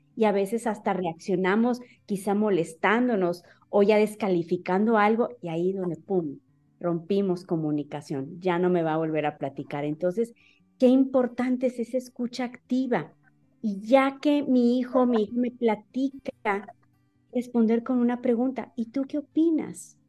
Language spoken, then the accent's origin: Spanish; Monterrey, Nuevo León, Mexico; soy de, de Monterrey